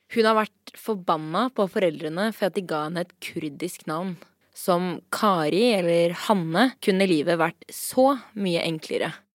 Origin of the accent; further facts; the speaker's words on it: Norway; er født og oppvokst her i Norge